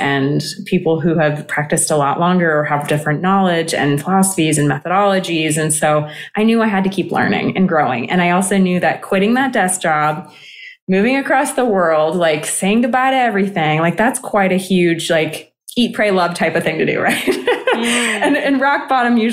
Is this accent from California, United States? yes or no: yes; California, United States; also born or lived in Greece; I grew up in California